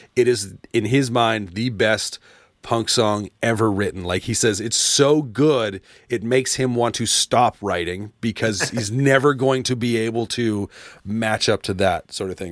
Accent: Canada; being a Canadian, uh, growing up loving hockey

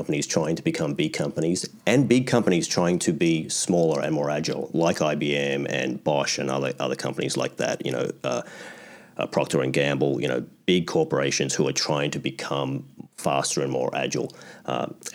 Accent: Australia; moved away as an adult; now in Canada; I was born in Australia, I grew up in Australia

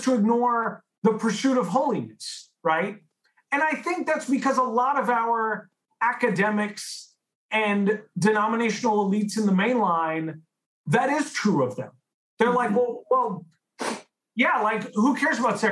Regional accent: San Francisco, California, United States; I grew up in San Francisco

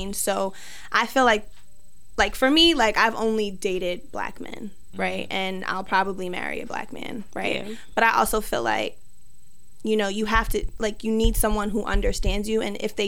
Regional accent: Jamaica; you came from Ireland and I'm from Jamaica

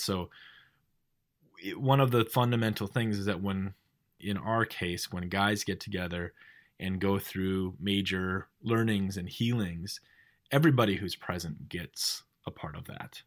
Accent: North Dakota, United States; I grew up in North Dakota.

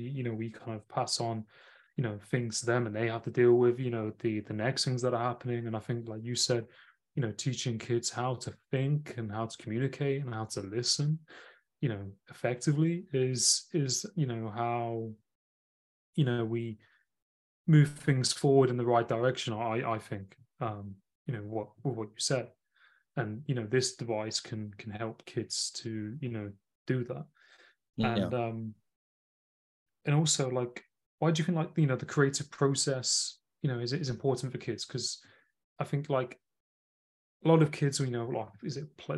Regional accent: Nottingham, East Midlands, United Kingdom; I'm from Nottingham originally. Oh. So I'm from that city in the UK

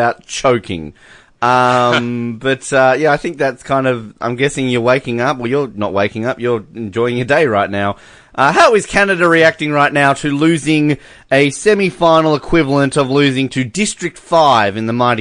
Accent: Australia; we're Australian

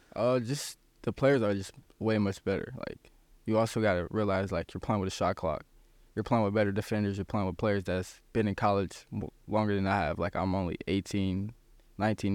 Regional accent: South Bend, Indiana, United States; in my hometown

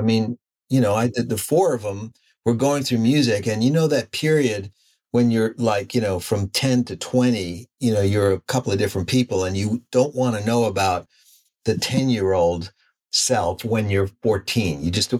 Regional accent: New York, United States; When you're a kid growing up in the States and in New York, I'd never seen that.

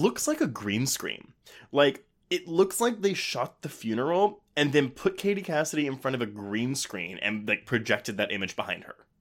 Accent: Texas, United States; it was filmed in my hometown

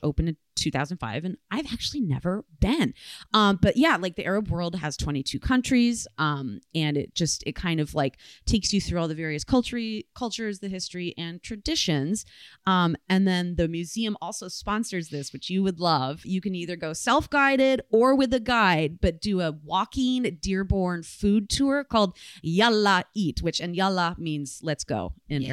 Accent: Michigan, United States; where and how I grew up in Michigan

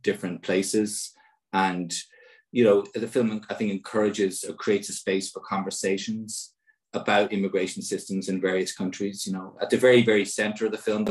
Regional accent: Ireland; as an Irish citizen

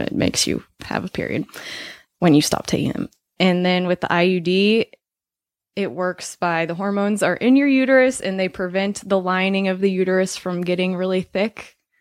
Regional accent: Colorado, United States; I'm from Colorado

